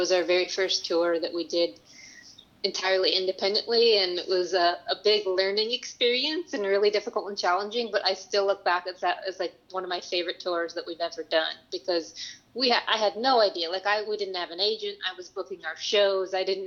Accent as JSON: {"language": "English", "town": "Chicago", "region": "Illinois", "country": "United States", "tie": "born or raised there", "moved": "yes", "said": "I was born and raised in Chicago"}